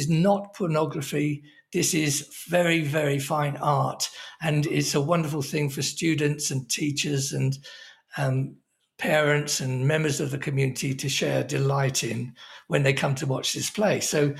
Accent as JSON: {"language": "English", "town": "Oxford", "region": "South East England", "country": "United Kingdom", "said": "he only gave me my job because I was from Oxford and such, that appealed to his snobbery."}